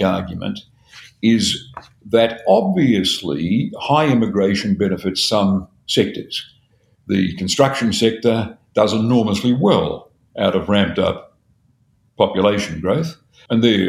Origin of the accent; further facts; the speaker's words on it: Sydney, New South Wales, Australia; where I grew up in the Maroubra and Matraville